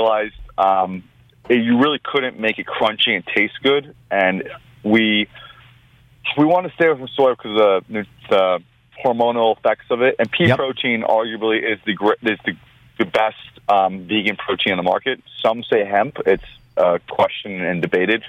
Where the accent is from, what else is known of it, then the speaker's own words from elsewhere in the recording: Long Island, New York, United States; I'm born and bred New Yorker from Long Island originally. I'm Armenian, first generation in this country.